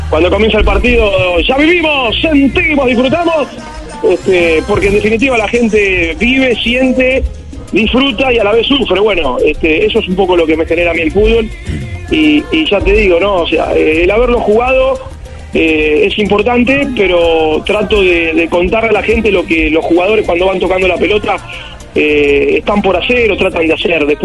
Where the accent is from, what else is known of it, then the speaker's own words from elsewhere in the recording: Argentina; born there; eh, como te dijera, eh, o sea, soy argentino de nacimiento